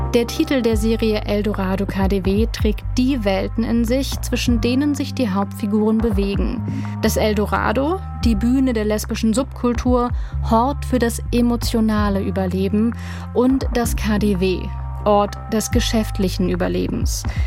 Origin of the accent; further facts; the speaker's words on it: Berlin, Germany; ich komme ja aus Berlin